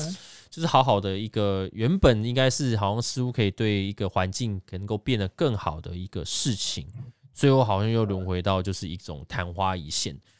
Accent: Taiwan; 我们台湾这边

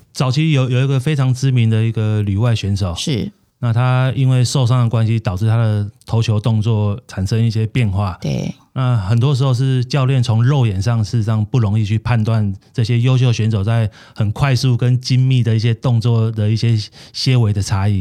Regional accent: Taiwan; 我们台湾人

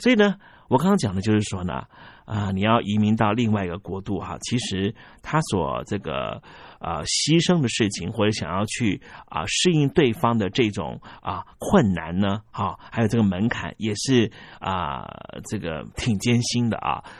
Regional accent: China; 比方说，我们中国人喜欢表扬别人，但是不太喜欢表扬自己啊，善于自我批评。

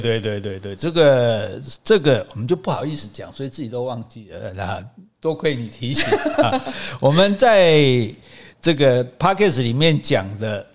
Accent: Taiwan; 我们这个语言已经不是在福建南部讲，嗯、是在台湾讲了

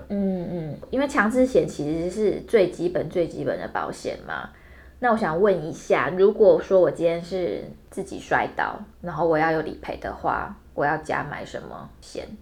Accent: Hualien County, Taiwan; moved away; 我是花莲人，我跟亮哥属于这个花东干线联盟

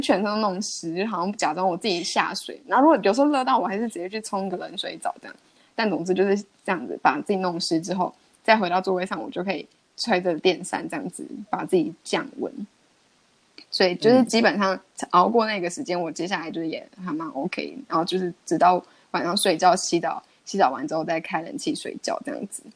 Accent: Miaoli County, Taiwan; moved away as an adult; also born or lived in Netherlands; 因为我是在那个苗栗嘛

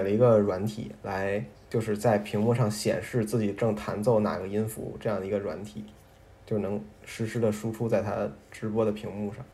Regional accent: Beijing, China; 我是北京人

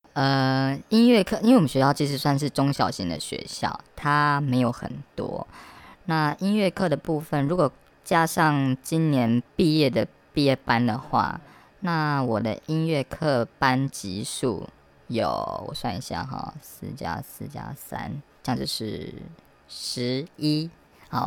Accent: eastern Taiwan, Taiwan; moved away; 我其实以前是在东部念书，我是东部的野孩子哦

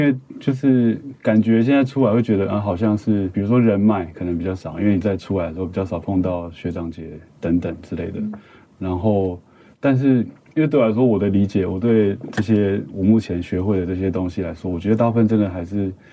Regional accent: Kaohsiung, Taiwan; moved away; also born or lived in Taipei; 我是高雄人

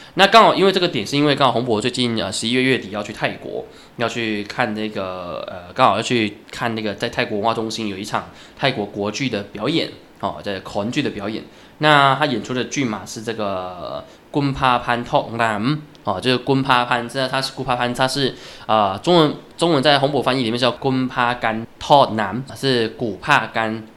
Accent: Taiwan; 我们台湾人可以真正地跟泰国人有一些更多的往来，跟深刻的往来

